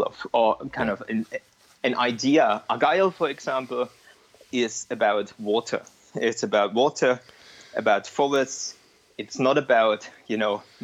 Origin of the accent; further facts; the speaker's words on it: East Germany, Germany; moved away as an adult; now in Edinburgh, United Kingdom; I grew up in East Germany and I speak Russian, not great any longer.